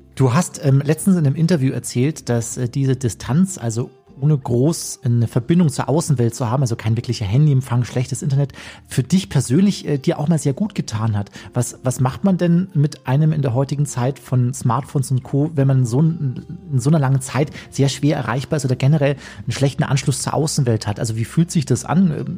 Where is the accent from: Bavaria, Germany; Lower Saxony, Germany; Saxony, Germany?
Bavaria, Germany; Chiemgau; in den äh, schönen Chiemgau, in meine Heimat